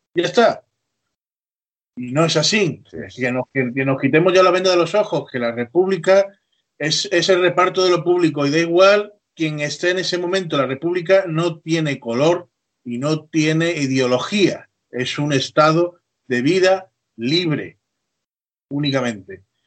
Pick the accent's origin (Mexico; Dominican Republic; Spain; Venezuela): Spain; Málaga, Andalusia; accent: Andalusian; yo desde que me crié, yo soy de Málaga, desde que me crié